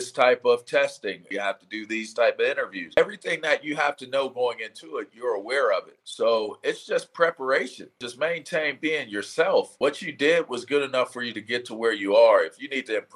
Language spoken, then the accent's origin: English; Pittsburgh, Pennsylvania, United States; I'm a Pittsburgh Penn Stater